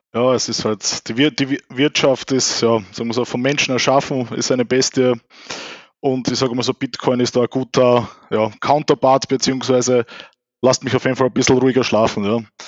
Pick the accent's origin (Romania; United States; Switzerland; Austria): Austria; bei uns in Österreich